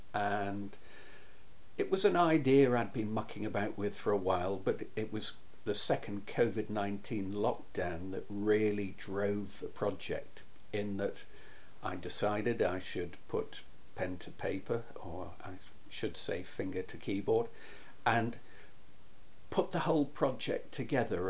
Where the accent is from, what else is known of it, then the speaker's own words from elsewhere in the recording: Berwick-upon-Tweed, North East England, United Kingdom; my hometown of Berwick upon Tweed